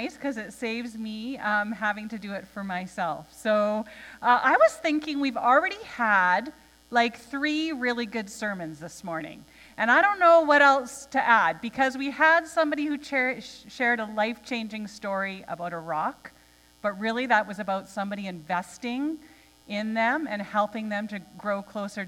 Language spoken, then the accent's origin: English; Nanaimo, British Columbia, Canada; moved away; I am an island girl. Okay? I grew up in Nanaimo